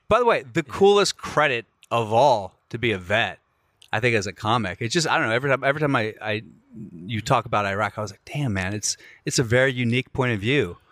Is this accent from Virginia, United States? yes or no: yes; Alexandria, Virginia, United States; I'm from Alexandria